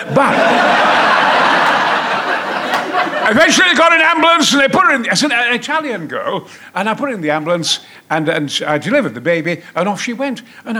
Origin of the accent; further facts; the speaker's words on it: Goldthorpe, Yorkshire and the Humber, United Kingdom; also born or lived in Mexborough; I'm the son of a coal miner in Goldthorpe. I was born in Mexborough, lived in Goldthorpe, Probert Avenue, Flying Scotsman and all that. And I was a war baby.